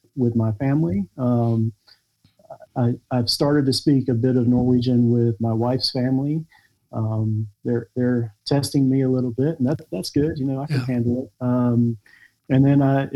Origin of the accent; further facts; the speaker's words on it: Wilmington, North Carolina, United States; moved away as an adult; also born or lived in Kona, Hawaii / Atlanta; now in Norway; my hometown, Wilmington, North Carolina